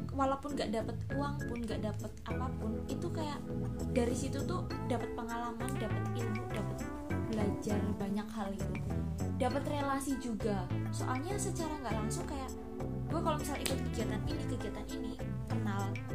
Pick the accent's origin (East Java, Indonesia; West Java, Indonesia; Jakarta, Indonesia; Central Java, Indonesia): Central Java, Indonesia; Cilacap; moved away as an adult; now in Yogyakarta, Indonesia; gue asalnya nih dari Cilacap